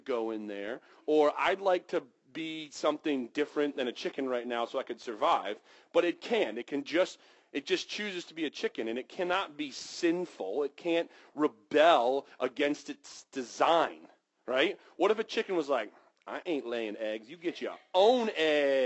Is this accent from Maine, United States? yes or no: yes; Western Maine, United States; I grew up in Western Maine